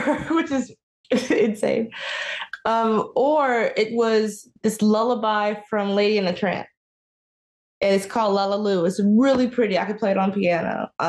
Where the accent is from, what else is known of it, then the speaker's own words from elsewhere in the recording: Marietta, Georgia, United States; also born or lived in Oklahoma City, United States; I was born in Oklahoma, city, Oklahoma, the city part of Oklahoma. And we moved around a lot. So I claim Marietta, Georgia. So North Atlanta, that's where I spent a lot of my adolescence and grew up.